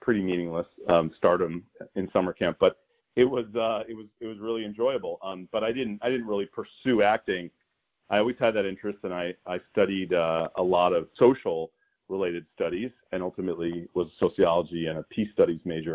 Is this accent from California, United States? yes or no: no; New York City, New York, United States; I spent a few years in the Bronx before we moved further from New York City